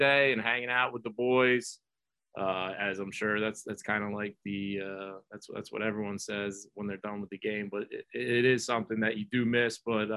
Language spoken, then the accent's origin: English; Flemington, New Jersey, United States; Flemington, New Jersey, my hometown